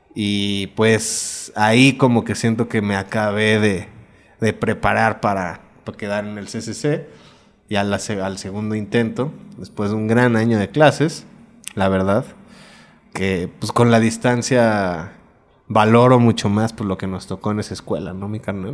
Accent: Mexico; also born or lived in Puebla; Nací aquí, me fui allá después de primero de secundaria, como a los 13, 14 años. Y me regresé terminando la prepa para acá.

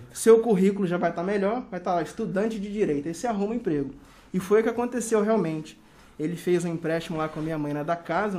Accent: Cachoeiro de Itapemirim, Espírito Santo, Brazil; also born or lived in Ponte Nova, Minas Gerais / Porto Velho; Sou originalmente mineiro, mas fui criado em Cachoeiro de Itapemirim

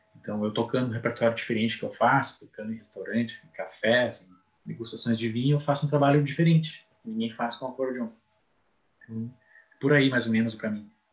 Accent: São Leopoldo, Rio Grande do Sul, Brazil; now in Santa Maria, Brazil; São Leopoldo, que é minha terra natal

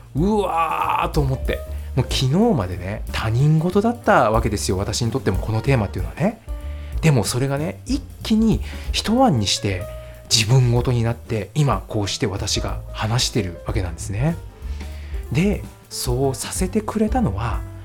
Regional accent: Nagoya, Aichi, Japan; 私の地元のね、名古屋

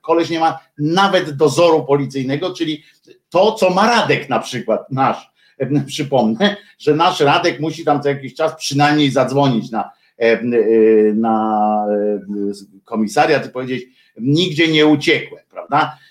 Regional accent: Gdynia, Pomeranian Voivodeship, Poland; moved away as an adult; also born or lived in Tychy; now in Warsaw, Poland; ja się urodziłem w Gdyni i mam do niej sentyment

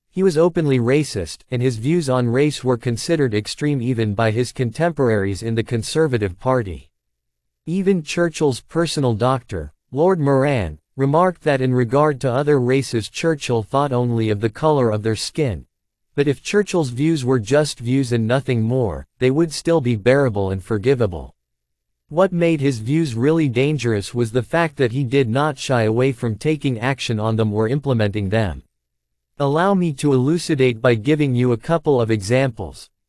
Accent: India; I am from India, a former colony

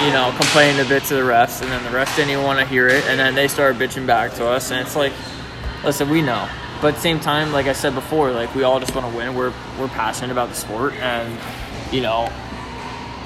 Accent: Philadelphia, Pennsylvania, United States; we're originally from Philadelphia area, if not Pennsylvania

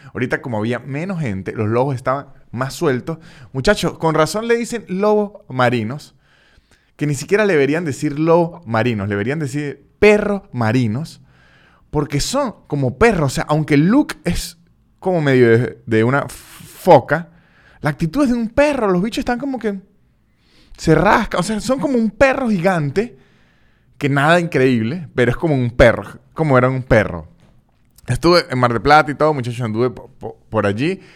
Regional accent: Táchira, Venezuela; now in Buenos Aires, Argentina; en el estado Táchira, de donde soy yo

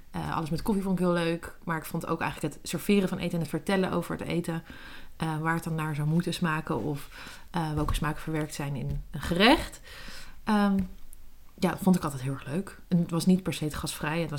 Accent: Netherlands; ik ben in Nederland

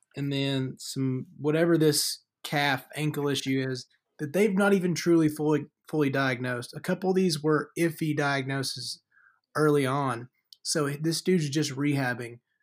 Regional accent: Deep South, United States; Growing up in the Deep South

